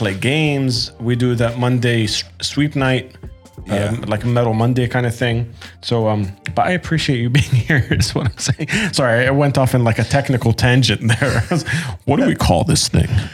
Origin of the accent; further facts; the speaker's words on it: Sydney, New South Wales, Australia; moved away; also born or lived in Jordan; I grew up in Sydney. I didn't actually know Arabic